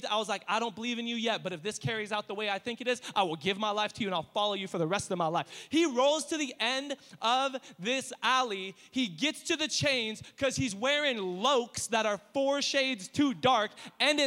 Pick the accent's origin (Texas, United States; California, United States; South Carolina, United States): California, United States; Riverside; now in Temecula, United States; I grew up in East Riverside